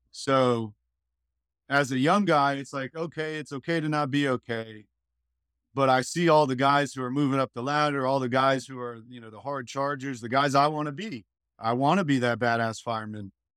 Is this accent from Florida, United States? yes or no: yes; Hollywood, Florida, United States; moved away as an adult; now in Panama City Beach, United States; I was born in Hollywood, Florida, South Florida.